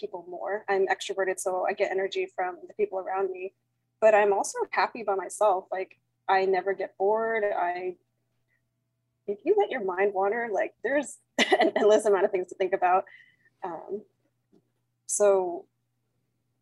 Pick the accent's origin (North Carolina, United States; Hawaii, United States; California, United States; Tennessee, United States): California, United States; Bay Area; I am from the Bay Area, California, United States, born and raised.